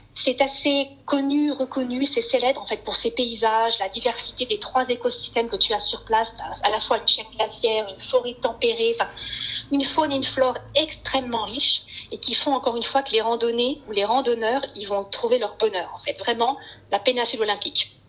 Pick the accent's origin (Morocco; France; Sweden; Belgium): France; now in Seattle, United States; on est français